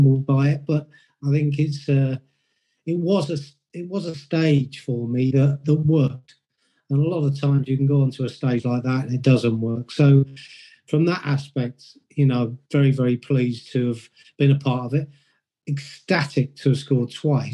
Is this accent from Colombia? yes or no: no; Oxford, South East England, United Kingdom; I came from Oxford. So as a kid, you go and watch Oxford United play